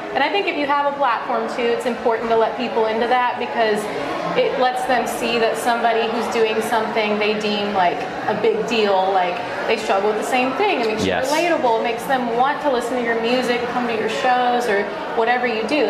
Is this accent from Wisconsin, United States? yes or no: no; Charleston, South Carolina, United States; I'm from Charleston